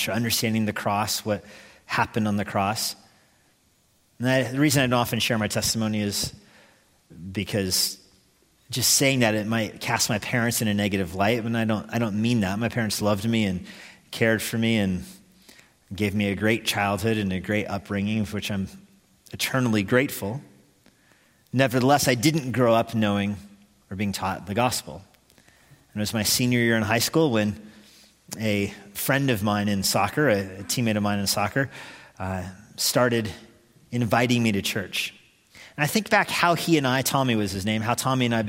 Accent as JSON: {"language": "English", "country": "United States", "said": "I'm an American"}